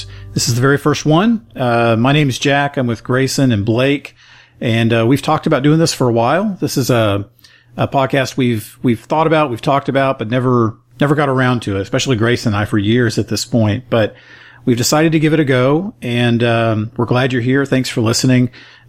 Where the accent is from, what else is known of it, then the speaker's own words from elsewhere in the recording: South Africa; So, but I'm a guy from South Africa who's never heard of the church.